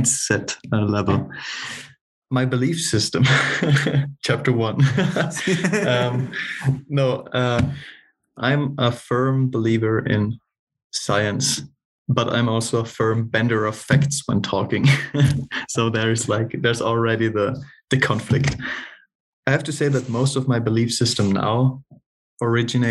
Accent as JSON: {"language": "English", "area": "South Tyrol", "region": "Trentino-Alto Adige", "country": "Italy", "tie": "born or raised there", "moved": "as an adult", "lives_now": "Munich, Germany", "said": "I was born in Northern Italy, like little country of South Tyrol in the mountains"}